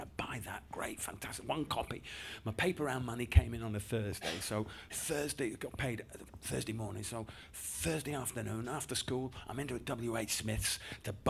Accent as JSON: {"language": "English", "region": "Yorkshire and the Humber", "country": "United Kingdom", "tie": "born or raised there", "also_born_or_lived": "London", "said": "I grew up in West Yorkshire, moved up to Yorkshire actually when I was seven from London"}